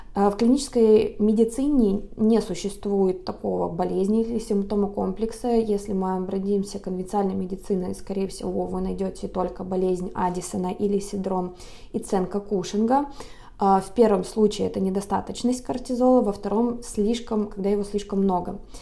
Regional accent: Lake Baikal, Siberia, Russia; now in Los Angeles, United States; сама я родом из Сибири, родилась на озере Байкал, сейчас живу в городе Лос-Анджелес

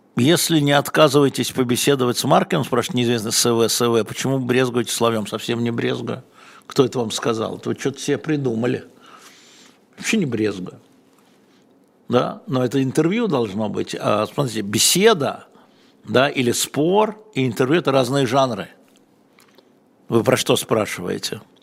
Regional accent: Russia; я россиянин

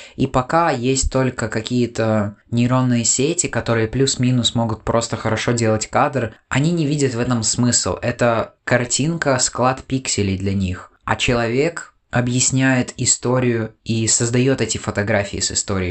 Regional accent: Latvia; у нас здесь творится

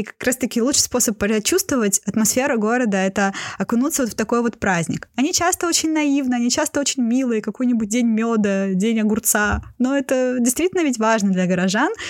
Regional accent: Saint Petersburg, Russia; коренной петербурженки

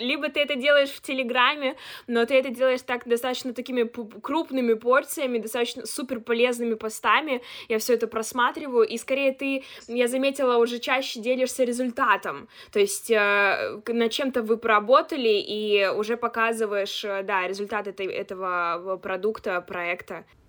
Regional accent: Chelyabinsk, Chelyabinsk Oblast, Russia; moved away as an adult; now in Moscow, Russia

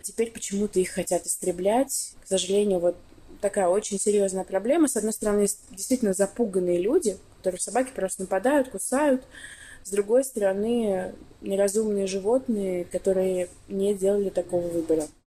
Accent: Astrakhan, Astrakhan Oblast, Russia; moved away; я 10 лет назад уехала из Астрахани, но я часто туда возвращаюсь

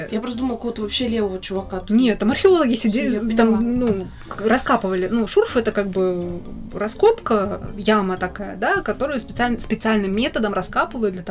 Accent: Rostov-on-Don, Rostov Oblast, Russia; moved away as an adult; also born or lived in Minsk, Belarus; Я не из Ростовской ну, области, что? я родилась в Минске. Ну, не, Но ну, ну в Ростове я прожила большую часть своей

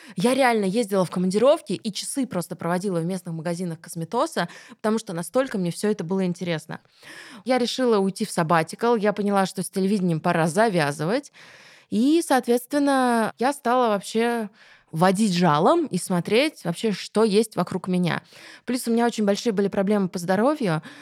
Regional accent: Krasnogorsk, Moscow Oblast, Russia; в Красногорске, в моем родном городе

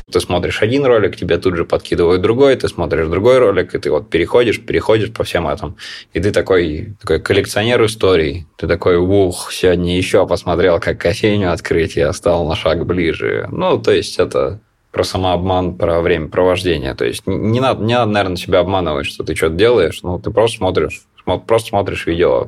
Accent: Siberia, Russia; moved away as an adult; now in Moscow, Russia; Я сам из Сибири, вот пять лет живу в Москве

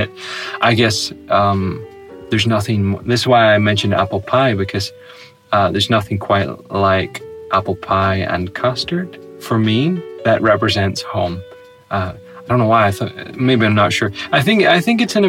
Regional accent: United Kingdom; my region became part of the UK

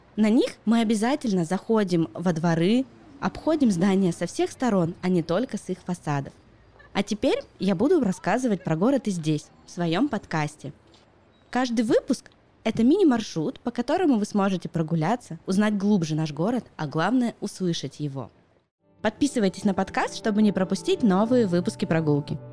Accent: Yekaterinburg, Sverdlovsk Oblast, Russia; born or raised there

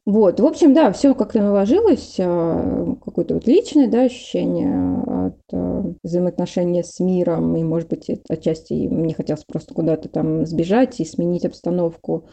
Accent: Livny, Oryol Oblast, Russia; moved away as an adult; now in Moscow, Russia; я не родилась в Орле, я ж родилась в Ливнах

